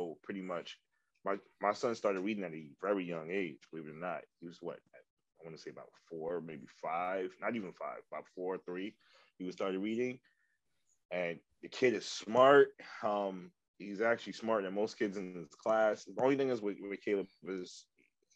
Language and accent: English; New York City, New York, United States; I'm born and raised in the Bronx